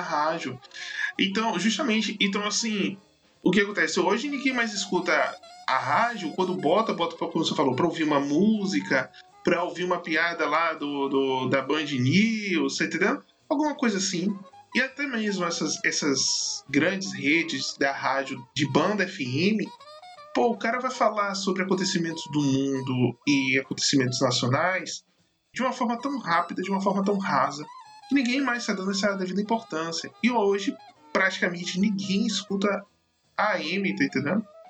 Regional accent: Brazil; also born or lived in Bahia; o nosso país é exuberante

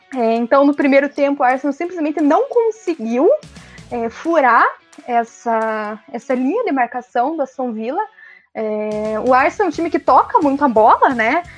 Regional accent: Brazil; como bons brasileiros

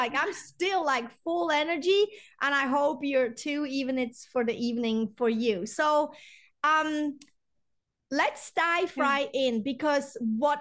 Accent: Switzerland; I'm European too. I'm from Switzerland

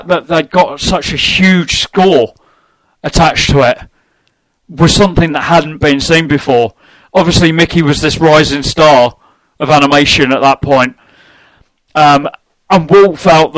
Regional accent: London, United Kingdom; now in Nottingham, United Kingdom; I'm originally from North London, technically.

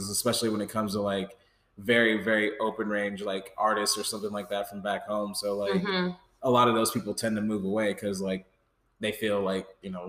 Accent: Nebraska, United States; moved away; I'm from Nebraska. I'm from the 402.

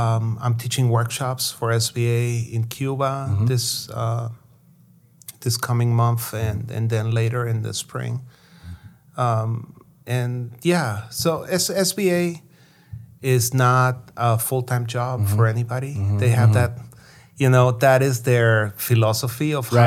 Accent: Guatemala; moved away; growing up in Guatemala, people were very cynical and sarcastic about anything that had to do with communism

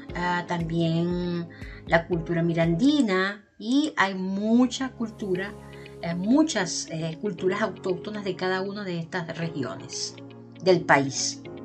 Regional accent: Venezuela; Yo soy venezolana

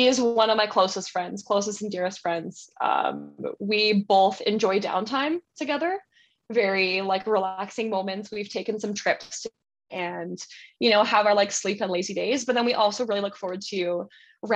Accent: Port Moody, British Columbia, Canada; We grew up in Port Moody, that's in British Columbia.

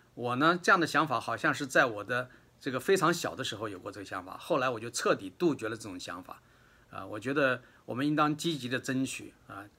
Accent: China; 我们中国人里边其实有很多数量比例很高的人群里边都有一些亚健康

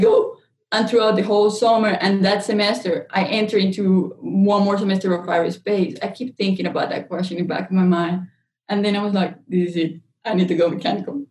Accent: Colombia; moved away; I'm actually from Colombia, South America

